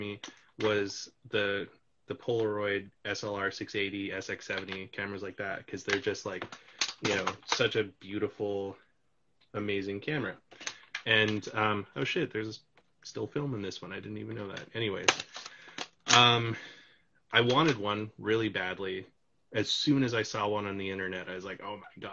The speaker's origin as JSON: {"language": "English", "country": "Canada", "said": "I'm from Canada"}